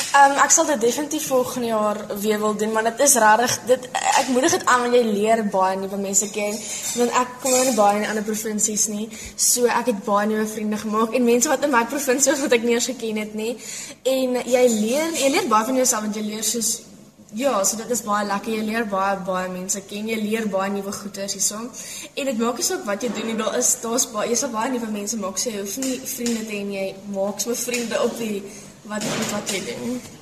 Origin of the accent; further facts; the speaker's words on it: George, Western Cape, South Africa; Ek kom ook van George af en ek is in graad 8 in Otoniqua Hoërskool.